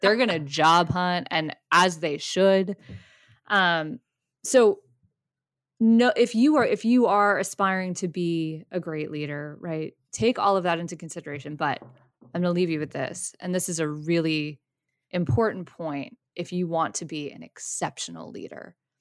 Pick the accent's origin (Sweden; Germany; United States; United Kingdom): United States; Boston, Massachusetts; we're from Boston.